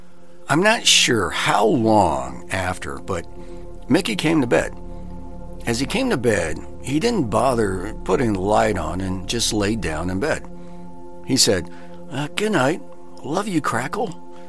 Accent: Australia; also born or lived in Japan; I grew up in Australia before going to high school in Japan. I had just graduated from high school and moved back to Cairns, Australia.

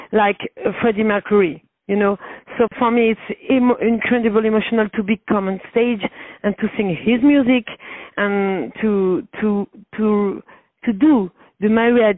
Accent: Paris, Île-de-France, France; English is a second language; I'm from Paris

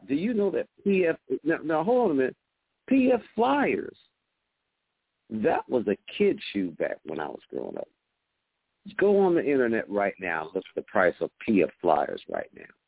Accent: West Coast, United States; now in Georgia, United States; I grew up on the West Coast

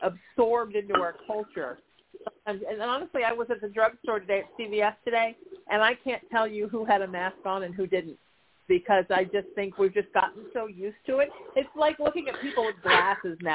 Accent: Huntington Beach, California, United States; I grew up in Huntington Beach, which is where I'm pretty much a lot of the time

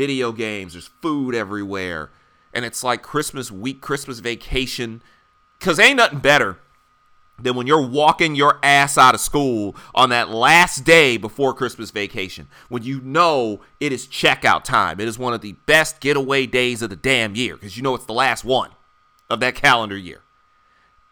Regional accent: Detroit, Michigan, United States; now in Philadelphia, United States; growing up in the Midwest

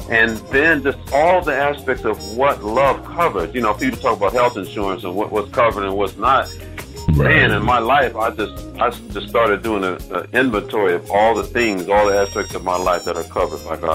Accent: Memphis, Tennessee, United States; moved away as an adult; also born or lived in Europe / Los Angeles / Nashville; we grew up together here in Memphis.

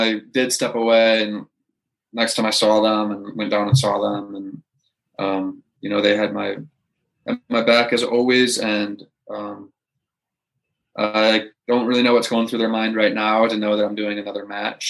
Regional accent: West Dundee, Illinois, United States; moved away as an adult; also born or lived in Florida; I grew up in West Dundee, Illinois, at Chicago suburb.

